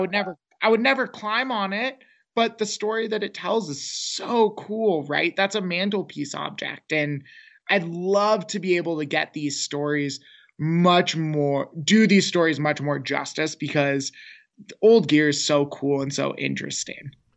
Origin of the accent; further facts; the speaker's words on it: Seattle, Washington, United States; moved away as an adult; now in New Mexico, United States; growing up in Seattle, we were in the suburbs of Microsoft and Boeing